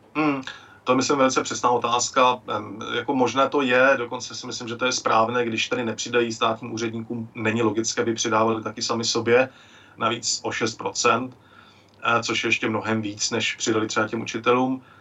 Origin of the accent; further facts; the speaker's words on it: Klatovy, Plzeň Region, Czechia; now in Mikulov, Czech Republic; v mém rodišti v Klatovech